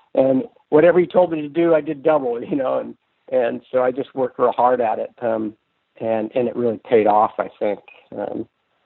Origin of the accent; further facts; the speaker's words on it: San Francisco Bay Area, California, United States; now in Anacortes, United States; I grew up in California, in the San Francisco Bay Area